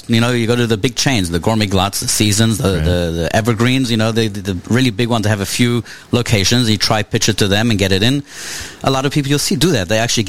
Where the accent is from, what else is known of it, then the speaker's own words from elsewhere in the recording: South Africa; moved away; Growing up in South Africa